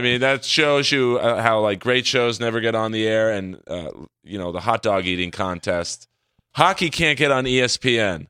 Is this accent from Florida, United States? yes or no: no; Los Angeles, California, United States; I grew up in the hills of Bel Air